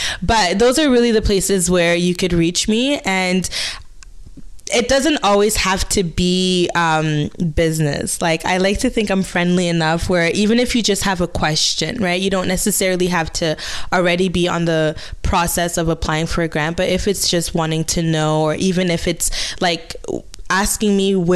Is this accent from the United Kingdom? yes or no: no; DR Congo; English is a second language; now in Hamilton, Canada; I'm from the Democratic Republic of Congo.